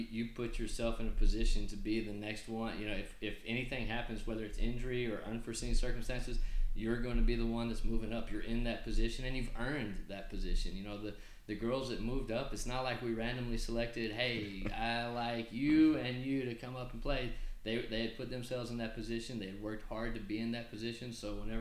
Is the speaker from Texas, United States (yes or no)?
yes; Brownfield, Texas, United States; I am a Brownfield guy. I'm from Brownfield. I graduated from Brownfield High School.